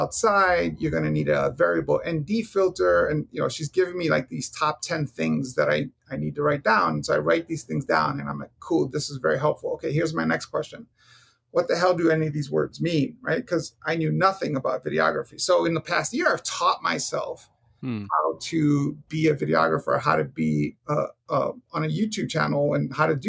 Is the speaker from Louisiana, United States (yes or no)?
no; New York City, New York, United States; now in Arizona, United States; I grew up in Hell's Kitchen